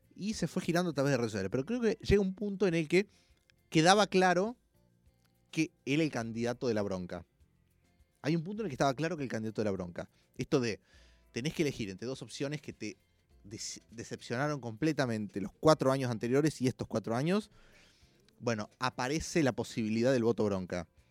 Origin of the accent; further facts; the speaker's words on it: Villa Carlos Paz, Córdoba, Argentina; now in Buenos Aires, Argentina; de Carlos Paz, que es de donde soy